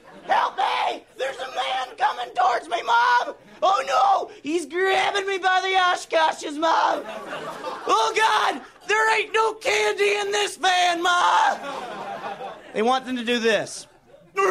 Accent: Pleasure Island, Alabama, United States; now in Los Angeles, United States; I'm from Alabama. We get devastated by hurricanes where I'm from. I'm from a place in Alabama called Pleasure Island

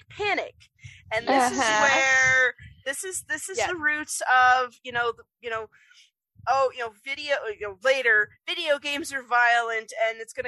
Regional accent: Utah, United States; I'm from Utah, we have a very heavily religious culture here

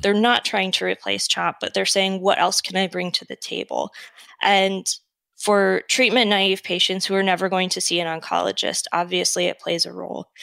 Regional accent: Detroit, Michigan, United States; moved away as an adult; also born or lived in Prince Edward Island, Canada / North Carolina / Washington / Minnesota; now in Eden Prairie, United States; I'm originally from Michigan, Metro Detroit area

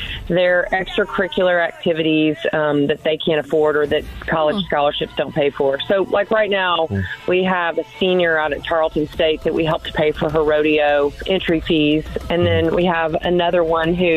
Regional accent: Dallas, Texas, United States; I'm from Dallas, so I live here and I listen to KLTY all the time

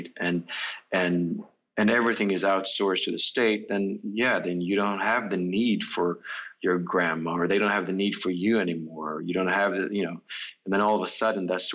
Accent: Stockholm, Stockholm County, Sweden; the apartment houses I grew up in Stockholm

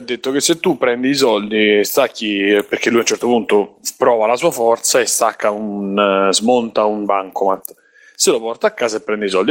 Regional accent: Rome, Lazio, Italy; da romano

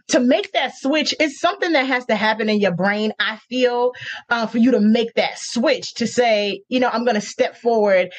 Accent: Norcross, Georgia, United States; accent: Southern; also born or lived in New York; I was raised in Norcross, Georgia, Gwinnett County

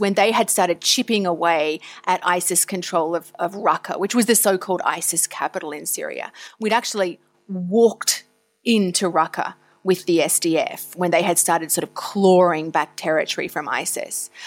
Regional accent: Tasmania, Victoria, Australia; moved away; I grew up in Australia, initially in Tasmania, which is the island down the bottom. And then I spent my high school years on the mainland, as we call it, in Victoria.

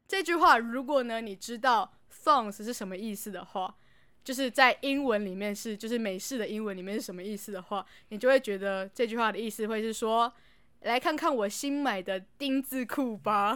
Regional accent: Taiwan; 我们台湾人

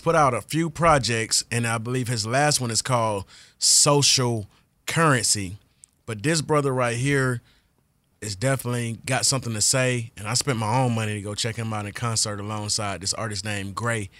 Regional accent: the South, United States; I'm from the South

